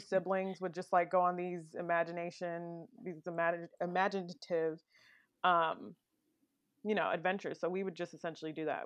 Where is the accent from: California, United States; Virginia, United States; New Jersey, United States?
Virginia, United States; Woodbridge; also born or lived in Brooklyn, New York; I actually grew up in Northern Virginia, more specifically Woodbridge, Virginia